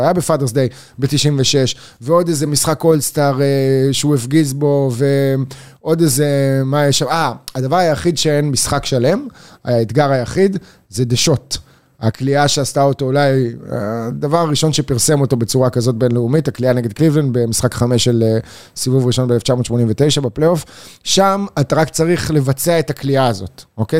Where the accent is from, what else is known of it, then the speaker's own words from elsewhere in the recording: Israel; אני מישראל